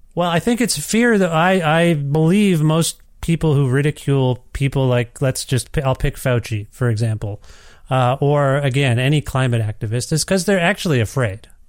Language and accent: English; Canada; I'm Canadian